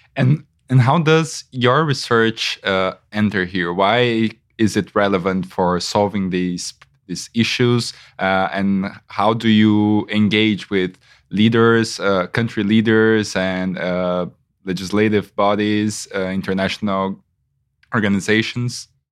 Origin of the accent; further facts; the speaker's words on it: Brazil; I am from Brazil